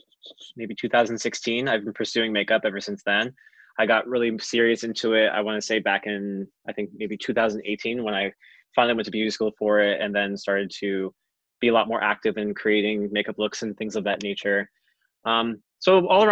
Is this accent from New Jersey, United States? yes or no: yes; New Jersey, United States; Growing up where I grew up in New Jersey, I live in a very small rural town